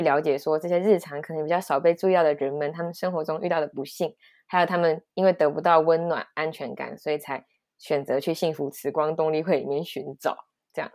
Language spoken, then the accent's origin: Chinese; Taiwan; 身为台湾人